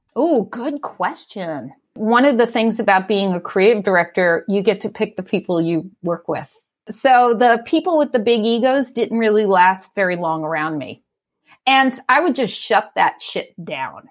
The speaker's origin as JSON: {"language": "English", "town": "New York City", "region": "New York", "country": "United States", "tie": "born or raised there", "also_born_or_lived": "Brooklyn", "moved": "as an adult", "lives_now": "Oakland, United States", "said": "So I lived in Staten Island. I grew up in Staten Island."}